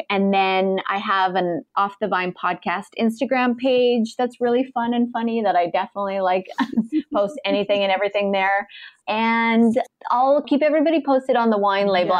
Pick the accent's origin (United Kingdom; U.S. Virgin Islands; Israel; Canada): Canada; moved away as an adult; now in United States; me being a Canadian and starting a business in the states